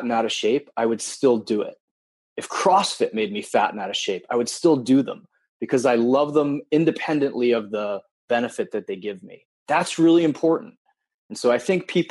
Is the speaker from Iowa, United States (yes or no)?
no; Wilton, Connecticut, United States; also born or lived in Japan; I grew up in Wilton, Connecticut until the age of 10, and then moved to Japan from 10 to 15, moved back to Connecticut and finished high school